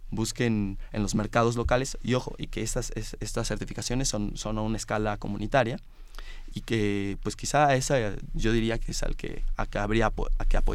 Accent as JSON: {"language": "Spanish", "town": "Morelia", "region": "Michoacán", "country": "Mexico", "said": "venimos de Morelia, que es una ciudad más pequeña que la Ciudad de México"}